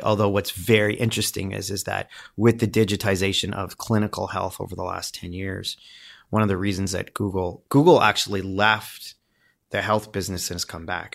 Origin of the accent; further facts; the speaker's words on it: Windsor, Ontario, Canada; I grew up in Windsor, Ontario.